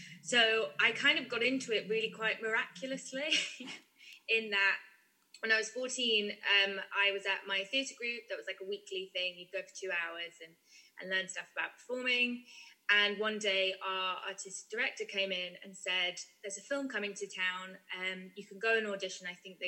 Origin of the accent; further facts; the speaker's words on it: North Wales, United Kingdom; I turned 15 that summer and we made this film in North Wales, in my hometown.